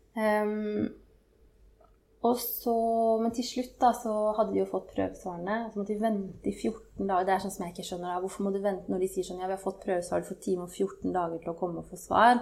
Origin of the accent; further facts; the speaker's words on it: Hamar, Innlandet, Norway; moved away as an adult; also born or lived in Oslo / Trondheim; var jeg hjemme på Hamar